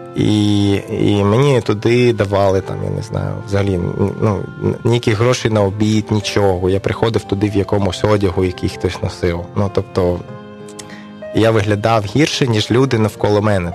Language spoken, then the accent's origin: Ukrainian; Kyiv, Ukraine; also born or lived in Dnipropetrovsk, Ukraine; now in Chernivtsi, Ukraine; моє рідне місто Київ